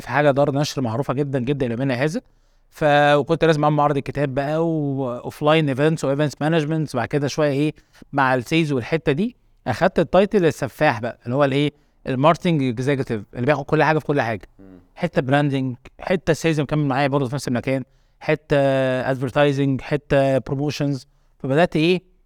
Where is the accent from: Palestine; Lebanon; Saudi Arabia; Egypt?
Egypt; also born or lived in Qatar; زي اي شباب مصري